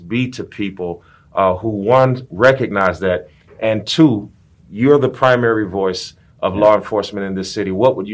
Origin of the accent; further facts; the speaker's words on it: Gary, Indiana, United States; now in Houston, United States; I'm from Gary, Indiana.